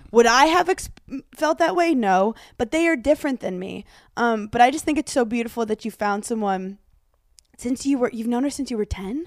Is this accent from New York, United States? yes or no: yes; New York City, New York, United States; I'm such a New Yorker